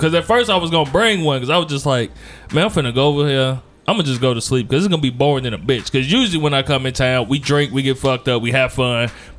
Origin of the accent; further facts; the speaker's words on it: Gary, Indiana, United States; Because I'm from Gary